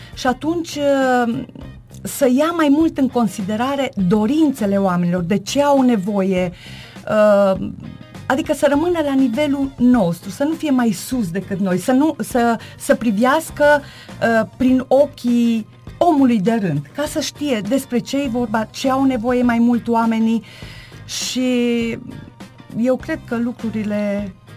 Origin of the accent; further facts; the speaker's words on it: Târnăveni, Mureș County, Romania; moved away as an adult; now in Gothenburg, Sweden; am locuit în Târnăveni, uh, am plecat în străinătate acum 10 ani și m-am stabilit în Göteborg, Suedia